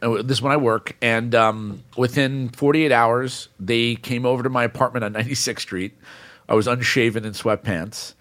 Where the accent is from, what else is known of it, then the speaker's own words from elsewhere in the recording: New York City, New York, United States; my network started growing up in New York City